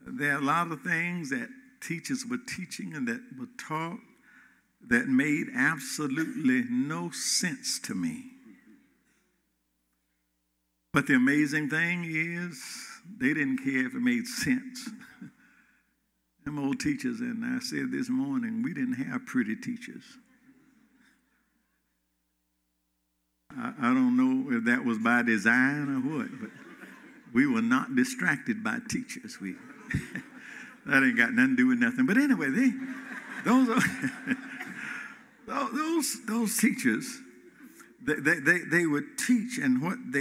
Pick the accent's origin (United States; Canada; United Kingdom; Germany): United States; Gainesville, Georgia; My heart and my mind goes back to Hall County, Georgia, Clay Hills, of Gainesville, Northwestern Elementary School